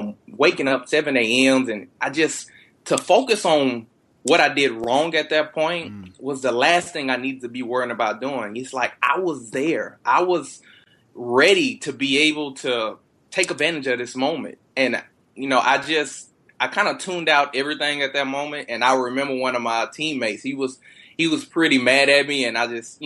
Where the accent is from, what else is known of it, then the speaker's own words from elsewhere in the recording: Texas, United States; I'm born and raised in Texas